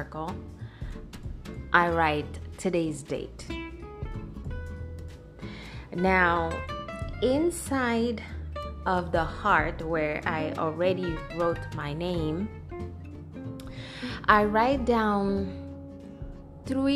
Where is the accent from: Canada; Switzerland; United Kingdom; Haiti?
Haiti; moved away; Growing up in Haiti